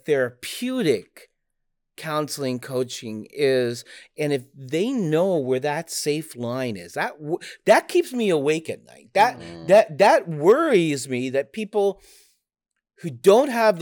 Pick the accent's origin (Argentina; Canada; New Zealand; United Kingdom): Canada; moved away as an adult; now in United States; I'm Canadian